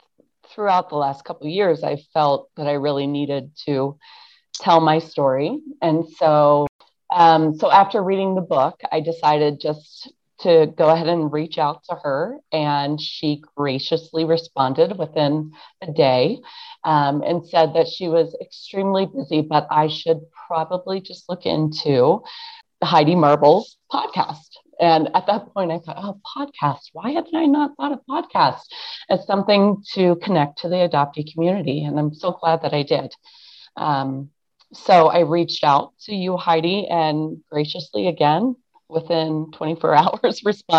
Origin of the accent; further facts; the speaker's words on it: Ohio, United States; also born or lived in Pennsylvania; I was adopted into a family in Ohio, but we were right across the border from Pennsylvania